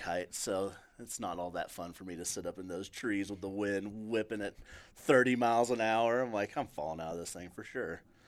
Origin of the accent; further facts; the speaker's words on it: Table Rock Lake / Truman Lake, Missouri, United States; moved away; I grew up on Trubin Lake